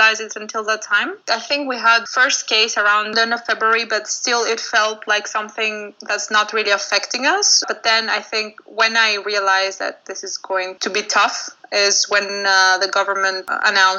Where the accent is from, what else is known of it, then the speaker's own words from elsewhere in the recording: Athens, Attica, Greece; moved away as an adult; now in Amsterdam, Netherlands; I'm originally from Athens, Greece, and I live in Amsterdam since a couple of years now, almost.